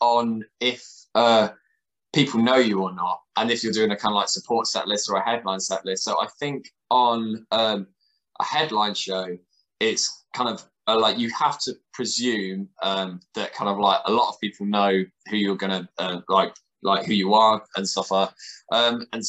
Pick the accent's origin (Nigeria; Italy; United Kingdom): United Kingdom; Colchester, East of England; I'm from Colchester, same as us